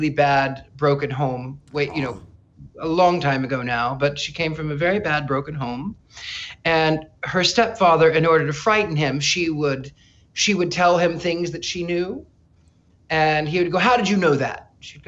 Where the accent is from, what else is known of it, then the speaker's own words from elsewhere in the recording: near Joplin, Missouri, United States; moved away as an adult; also born or lived in California / England; I grew up in a small Midwestern town in the very corner of Arkansas, Oklahoma, Missouri, wow. and Kansas